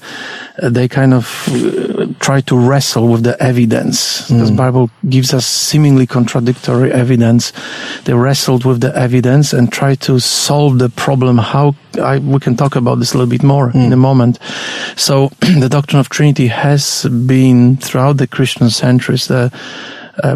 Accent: Poland; English is a second language; moved away as an adult; now in Australia; I was born and bred in Poland until I was 21. Then I came to Australia in 1986. And that's when I learned to speak English. So that's why I still have an accent.

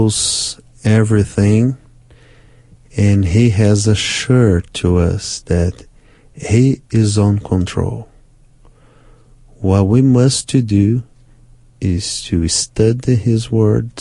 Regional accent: Brazil; first language Portuguese; English is a second language; My first language is Portuguese in Brazil

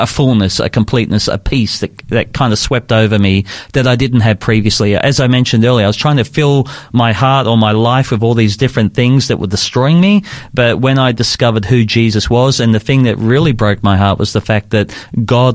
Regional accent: Sydney, New South Wales, Australia; I was growing up in Sydney

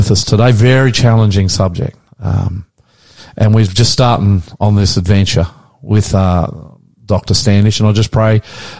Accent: Australia; And I'm the Aussie pastor.

